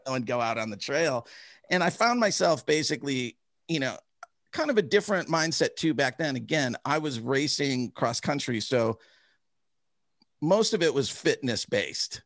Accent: Chicago, Illinois, United States; I grew up in Chicago

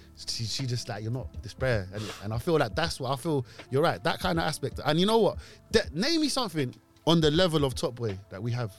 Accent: London, United Kingdom; Moroccan. I'm a Moroccan full and full. … means black beard. We're from the Berbers, and I've grown up in Mozart State my whole life, and all the Moroccans are in Ladbroke Grove.

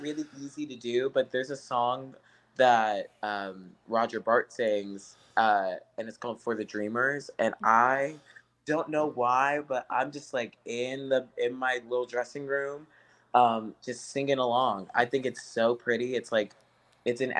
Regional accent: St. Louis, Missouri, United States; also born or lived in Cleveland, United States; now in New York City, United States; I'm from St. Louis

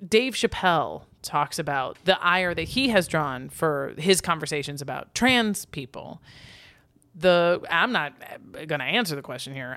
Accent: United States; as an American

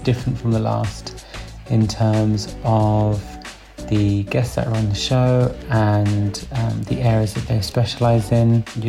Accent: Surrey, South East England, United Kingdom; I'm from Surrey in the UK.

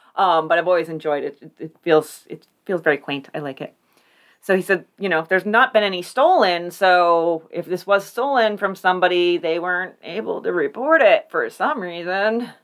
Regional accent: Warren, United States; I'm from Warren.

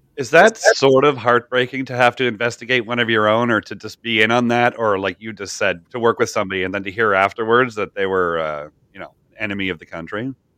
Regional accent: Canada; I'm from Canada

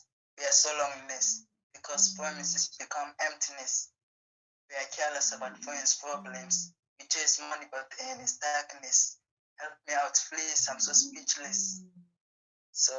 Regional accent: Nigeria; I'm from Nigeria and I'm a poet

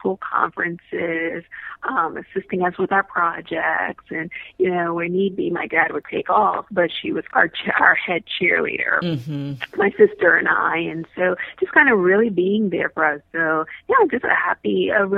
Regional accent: New York City, New York, United States; moved away; also born or lived in Florida; I'm originally from Brooklyn, New York

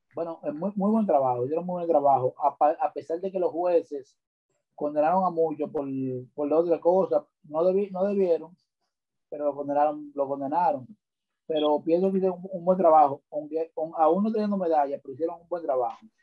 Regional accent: Santo Domingo Norte, Distrito Nacional, Dominican Republic; Nacido y criado en Sabana Perdida

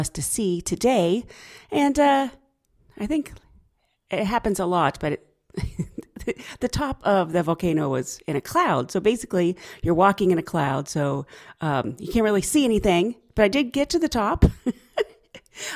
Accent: United States; I'm the American

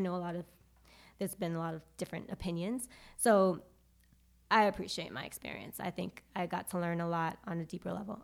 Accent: New York City, New York, United States; moved away as an adult; also born or lived in Charlotte, North Carolina; I am from Brooklyn, New York

